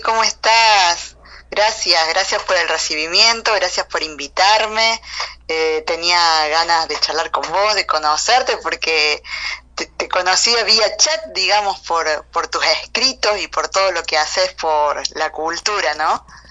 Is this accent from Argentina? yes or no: yes; Corral de Bustos, Córdoba, Argentina; yo soy de Argentina, nací eh, en la ciudad de Córdoba, Argentina, pero transité gran parte de eh, mi niñez y mi adolescencia en eh, una ciudad pequeña que se llama Corral de Bustos y Flinger, en la provincia también de acá de Córdoba.